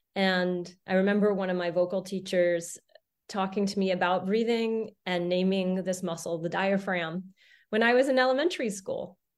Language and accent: English; Santa Fe, New Mexico, United States; I grew up in Santa Fe, New Mexico, off the grid in the solar home.